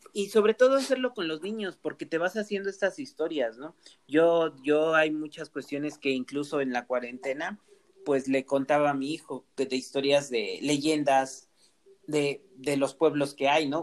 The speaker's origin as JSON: {"language": "Spanish", "area": "Mixteca", "region": "Oaxaca", "country": "Mexico", "said": "yo soy de la parte de la Mixteca, de un pueblo que ya es pueblo mágico"}